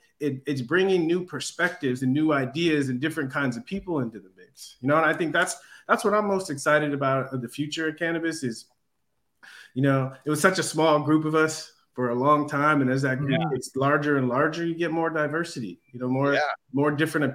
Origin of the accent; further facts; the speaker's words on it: San Diego, California, United States; now in Los Angeles, United States; I grew up in San Diego